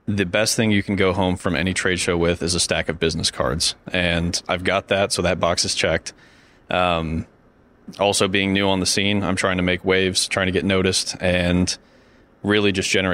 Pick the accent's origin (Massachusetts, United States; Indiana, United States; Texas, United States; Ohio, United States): Indiana, United States; Northern; I'm from Northern Indiana